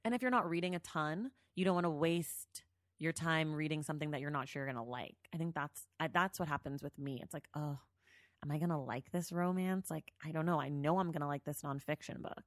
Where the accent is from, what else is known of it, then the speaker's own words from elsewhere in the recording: the Bay Area, California, United States; I'm from the Bay